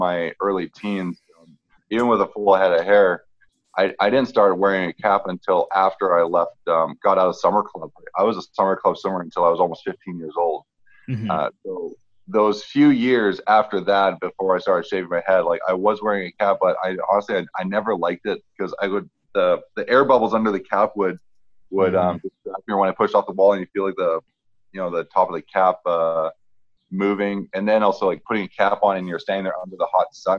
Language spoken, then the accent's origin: English; Vancouver, British Columbia, Canada; I'm from Vancouver